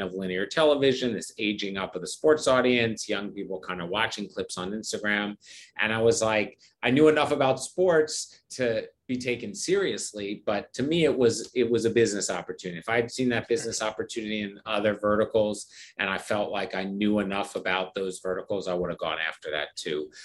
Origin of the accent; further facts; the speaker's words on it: Philadelphia, Pennsylvania, United States; I'm from Philadelphia.